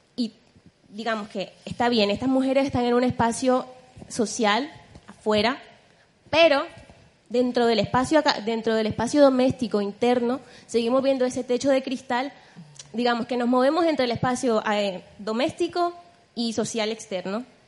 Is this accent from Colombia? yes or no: yes; Colombia; moved away as an adult; now in Spain; vengo de Colombia